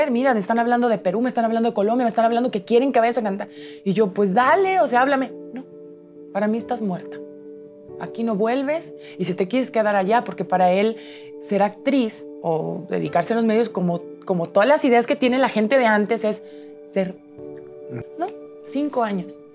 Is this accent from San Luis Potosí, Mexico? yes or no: yes; San Luis Potosí, Mexico; De San Luis Potosí.